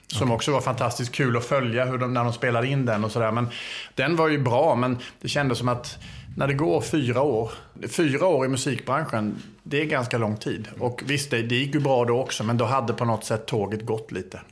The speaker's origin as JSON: {"language": "Swedish", "town": "Älmhult", "region": "Kronoberg County", "country": "Sweden", "tie": "born or raised there", "also_born_or_lived": "Åstorp, Skåne, Sweden", "accent": "Småland (half-Småland mixed with Scanian)", "moved": "as an adult"}